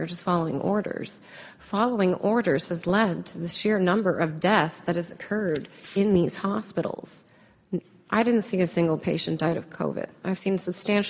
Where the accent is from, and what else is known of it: United States